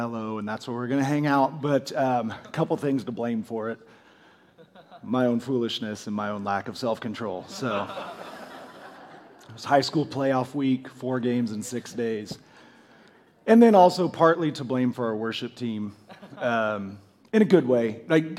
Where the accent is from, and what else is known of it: United States